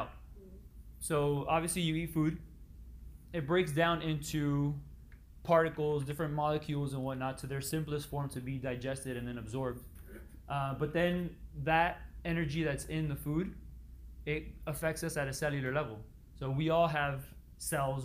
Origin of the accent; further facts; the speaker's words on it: Miami, Florida, United States; born and raised in Miami, Florida